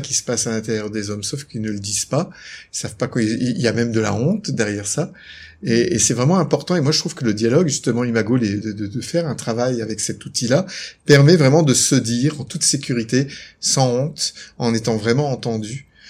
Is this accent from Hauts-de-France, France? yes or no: yes; Lille, Hauts-de-France, France; moved away as an adult; also born or lived in Aix-en-Provence / Quebec; now in Noirmoutier, France; je suis originaire de Lille, j'aime bien le dire, je suis un ch'ti